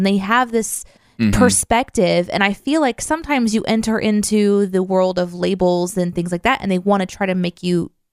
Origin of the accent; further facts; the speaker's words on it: the Ozarks of Missouri, United States; I'm from the Ozarks of Missouri